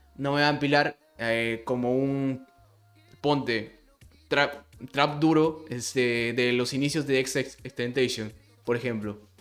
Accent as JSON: {"language": "Spanish", "country": "Peru", "said": "yo soy de Perú"}